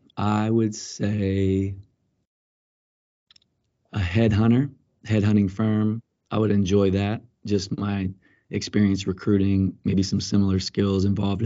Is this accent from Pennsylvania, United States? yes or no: yes; Pennsylvania, United States; also born or lived in Columbia; I was born in Pennsylvania, spent a lot of time growing up, and my dad wanted me to play baseball. I played it for a little bit, and then when we moved to Columbia, I got into basketball.